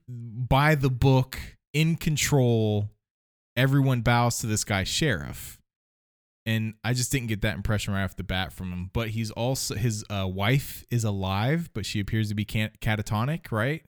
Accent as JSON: {"language": "English", "region": "Ohio", "country": "United States", "said": "I'm from Ohio"}